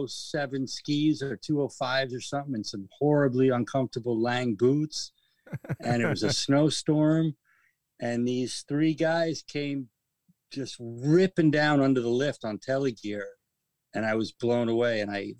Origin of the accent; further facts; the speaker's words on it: Westchester County, New York, United States; moved away as an adult; also born or lived in Manhattan, New York; now in Fort Edward, United States; I grew up in Westchester County, just outside of New York City. I spent 19, 20 years in Manhattan as a carpenter. And then I moved up here in 2002